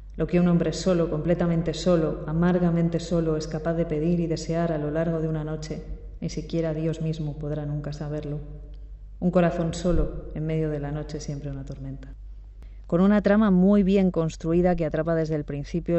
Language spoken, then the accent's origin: Spanish; Castile and León, Spain; en la montaña leonesa, en mi tierra. Esos hombres hablan como hablamos los de León